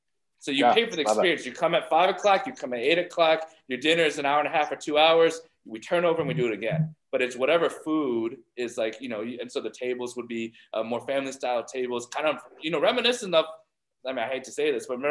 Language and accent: English; Ohio, United States; I grew up in Ohio